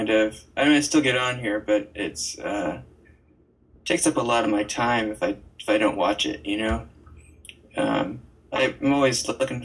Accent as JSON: {"language": "English", "region": "Arizona", "country": "United States", "tie": "born or raised there", "moved": "yes", "lives_now": "Seattle, United States", "said": "I grew up in Arizona, right near the border"}